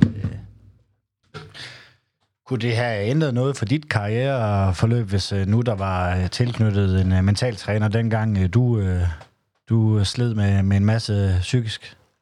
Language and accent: Danish; Southern Jutland, Southern Denmark, Denmark; mit tysk er ikke godt, selvom jeg er fra Sønderjylland